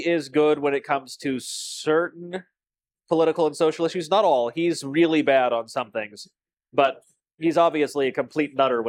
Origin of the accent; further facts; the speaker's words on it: Scotland, United Kingdom; I think that naturally means I'm allowed to own you. As a Scot.